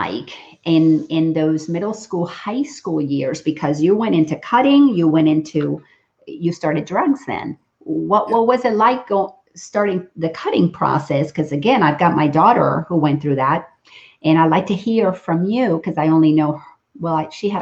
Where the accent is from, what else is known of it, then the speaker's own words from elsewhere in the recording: Dominican Republic; now in Atlanta, United States; I grew up in the Dominican Republic